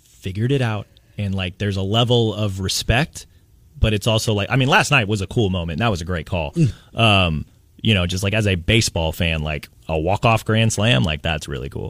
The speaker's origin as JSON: {"language": "English", "town": "Kansas City", "country": "United States", "tie": "born or raised there", "said": "growing up in Kansas City, we didn't have a hockey team"}